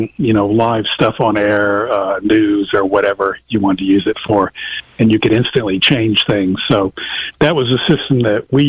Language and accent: English; Little Rock, Arkansas, United States; I grew up with in Little Rock